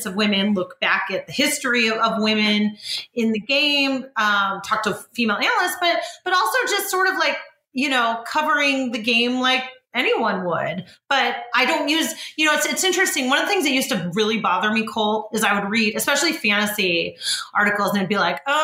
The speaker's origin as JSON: {"language": "English", "area": "Bay Area", "region": "California", "country": "United States", "said": "so I'm from the Bay Area."}